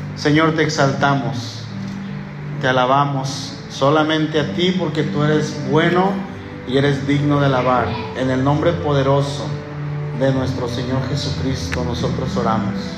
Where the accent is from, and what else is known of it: Mexico; accent: ranchero; also born or lived in Puerto Vallarta